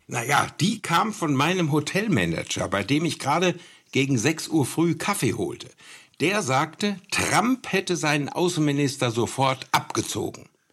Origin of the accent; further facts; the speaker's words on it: Münster, North Rhine-Westphalia, Germany; hier in Münster, meiner Heimat